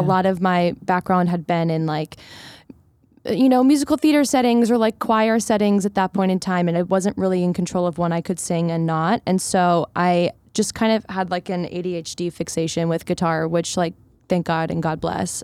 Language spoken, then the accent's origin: English; Philadelphia, Pennsylvania, United States; I grew up in Philadelphia, in the suburbs